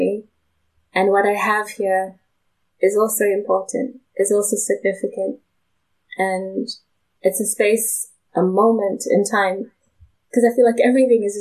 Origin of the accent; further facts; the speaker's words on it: South Africa; moved away as an adult; now in United States; I'm from South Africa